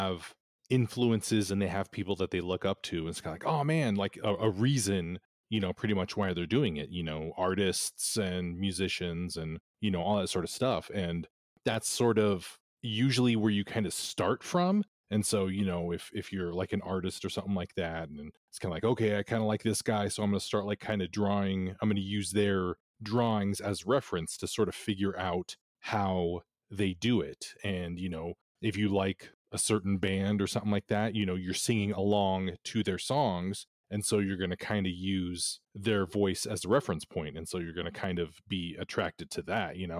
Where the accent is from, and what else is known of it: Nevada, United States; born or raised there; also born or lived in Bay Area, California